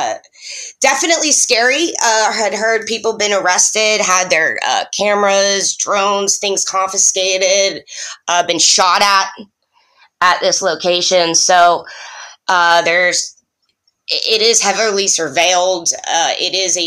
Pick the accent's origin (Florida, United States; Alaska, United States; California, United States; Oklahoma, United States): Florida, United States; now in Detroit, United States; I'm from Florida